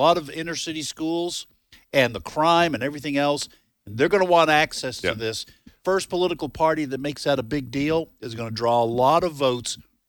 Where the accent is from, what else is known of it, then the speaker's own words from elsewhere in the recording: New England, United States; When I was growing up in New England, we called it gravy.